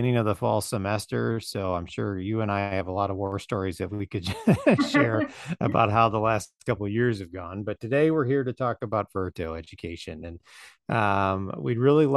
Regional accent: Chicago, Illinois, United States; I'm from Chicago

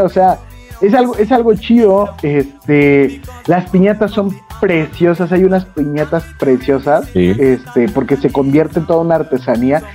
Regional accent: Mexico; aquí se supone que somos mexicanos

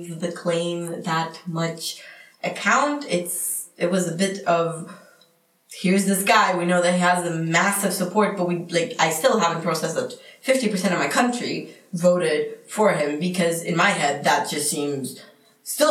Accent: Brazil; now in Mostar, Bosnia and Herzegovina; I am from Brazil, and I am studying in UWC Mostar

